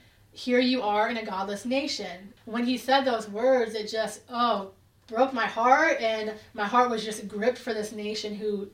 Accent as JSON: {"language": "English", "town": "Hamilton", "region": "Alabama", "country": "United States", "said": "as you said. I'm from Hamilton, Alabama."}